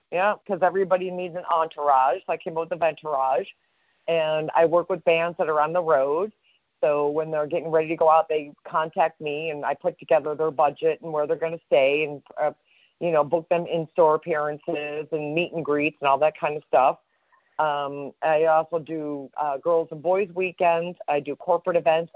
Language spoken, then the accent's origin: English; Chicago, Illinois, United States; now in Florida, United States; a Chicago girl, born and raised in Chicago